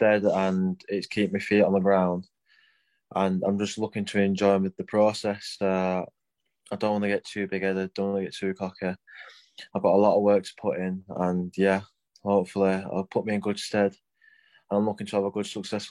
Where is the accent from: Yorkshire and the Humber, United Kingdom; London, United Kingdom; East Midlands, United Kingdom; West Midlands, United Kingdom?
Yorkshire and the Humber, United Kingdom; Rotherham; now in Sheffield, United Kingdom; I'm from Rotherham, but obviously I'm based in Sheffield